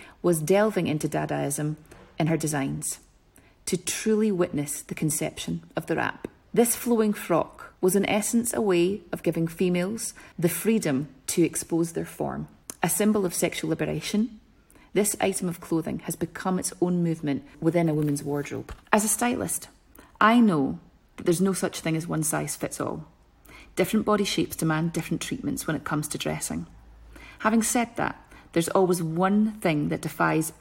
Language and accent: English; Scotland, United Kingdom; being so Scottish